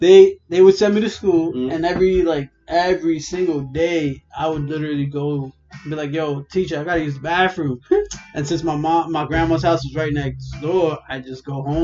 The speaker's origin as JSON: {"language": "English", "town": "New York City", "region": "New York", "country": "United States", "tie": "born or raised there", "said": "I was born here. I was born in Coney Island Hospital."}